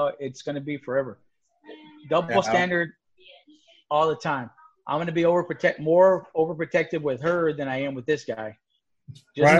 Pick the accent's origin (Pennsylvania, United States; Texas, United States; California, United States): Texas, United States; San Antonio; growing up in San Antonio